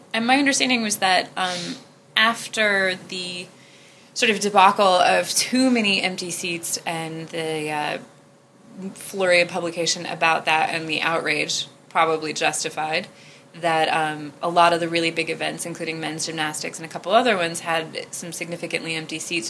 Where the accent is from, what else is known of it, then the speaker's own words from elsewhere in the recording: United States; as an American